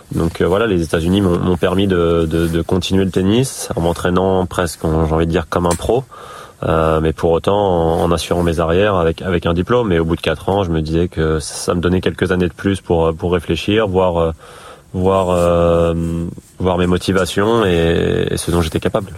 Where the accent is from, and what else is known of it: Île-de-France, France; born or raised there; also born or lived in Gassin, Var; now in Brittany, France